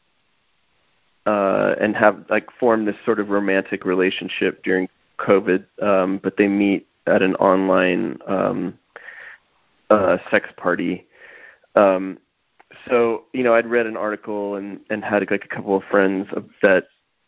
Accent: Texas, United States; I grew up in Texas

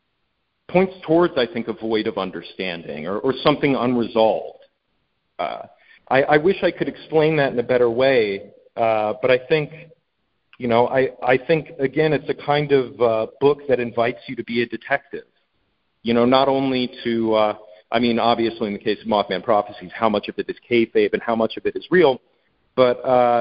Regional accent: Midwest, United States; and I'm from the Midwest, So I love, you know, it really sketches in why, you know, there's a good natured aspect to Midwestern people, but they're also very morbid.

